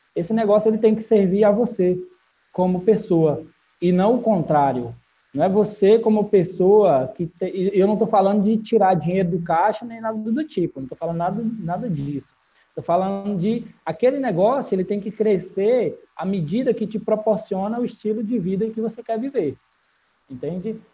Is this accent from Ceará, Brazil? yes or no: yes; Barbalha, Ceará, Brazil; eu venho de uma cidade do interior do, do Ceará chamada Barbalha, é a cidade que eu vivi a maior parte da minha vida.